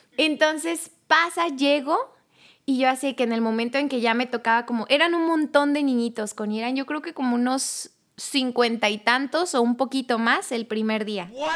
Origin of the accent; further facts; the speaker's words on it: Tuxtla Gutiérrez, Chiapas, Mexico; yo soy de Tuxtla Gutiérrez, Chiapas